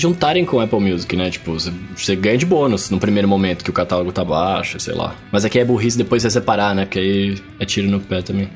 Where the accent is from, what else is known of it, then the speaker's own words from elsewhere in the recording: Brazil; eu sou brasileiro